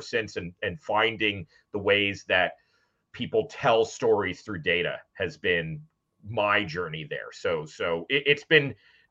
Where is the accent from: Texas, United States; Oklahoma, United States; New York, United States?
New York, United States; New York City; I was born in New York City and grew up where my father was an author